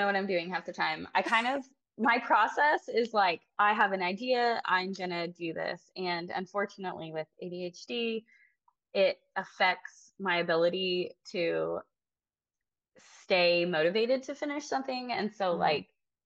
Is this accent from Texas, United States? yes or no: yes; near Austin, Texas Hill Country, United States; I grew up in the Texas Hill Country, near Austin